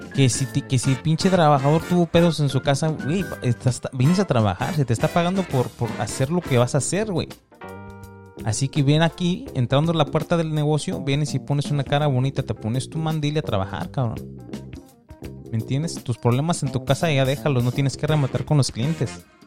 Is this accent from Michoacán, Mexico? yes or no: yes; Michoacán, Mexico; yo soy de Michoacán